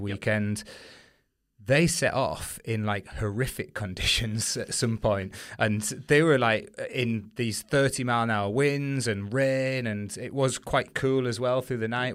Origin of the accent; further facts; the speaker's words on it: United Kingdom; as British competitors